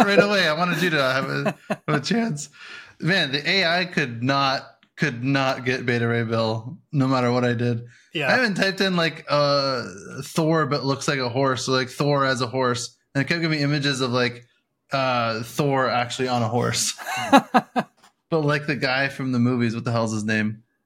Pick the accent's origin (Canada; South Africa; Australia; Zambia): Canada; we're Canadian